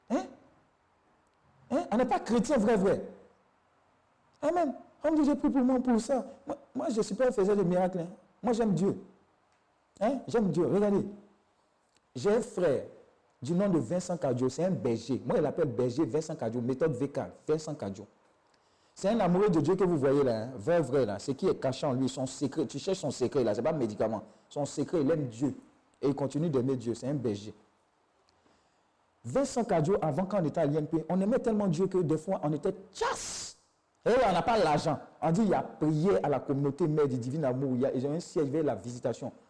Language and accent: French; Côte d’Ivoire; J'ai dit, je viens de Côte d'Ivoire